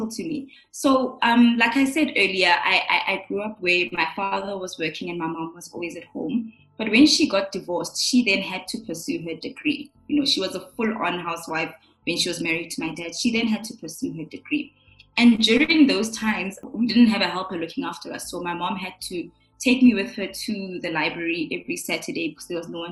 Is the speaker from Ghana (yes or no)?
no; Johannesburg, Gauteng, South Africa; also born or lived in Pretoria / Midrand; born and bred in Johannesburg in Pretoria. I come from parents who are both Sotho, from Lesotho. I grew up initially with both my parents